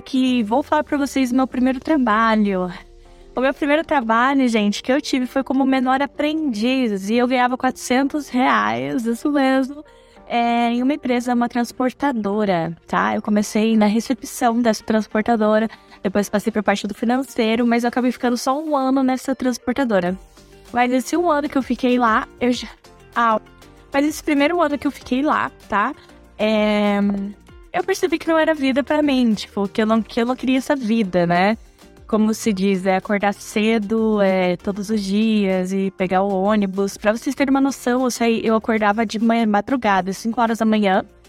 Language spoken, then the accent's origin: Portuguese; Joinville, Santa Catarina, Brazil; sou natural de Joinville, Santa Catarina. Pra quem não sabia, sou catarinense